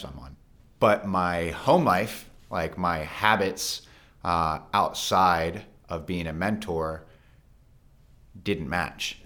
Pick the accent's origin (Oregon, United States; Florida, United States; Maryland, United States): Maryland, United States; Frederick; my childhood, I grew up here in Frederick